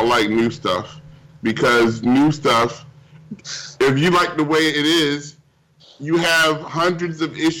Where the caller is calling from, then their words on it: Glendale, United States; I'm calling from Glendale.